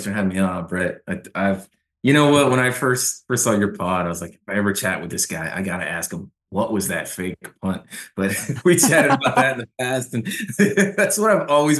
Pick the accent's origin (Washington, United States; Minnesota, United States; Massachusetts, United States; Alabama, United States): Massachusetts, United States; Boston; moved away as an adult; now in Jacksonville, United States; I just turned 48 last week. So I've been here about 24 years and I grew up in Boston. And I've spent about the same amount of time in both cities. I came down here to Jacksonville to go to college.